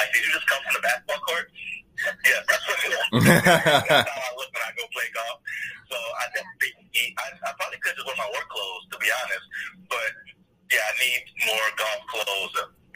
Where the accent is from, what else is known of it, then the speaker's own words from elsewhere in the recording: Louisiana, United States; moved away as an adult; also born or lived in California; I grew up in Louisiana.